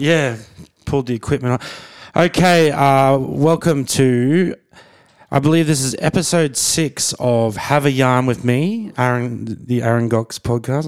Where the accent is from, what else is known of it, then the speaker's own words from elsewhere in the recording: Brisbane, Queensland, Australia; my hometown